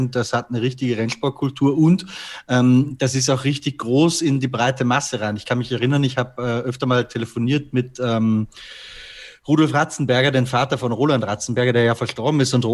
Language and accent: German; Austria; Wir, wir Deutschen, oder ich bin ja eigentlich Österreicher, fühle mich aber als halber Deutscher zumindest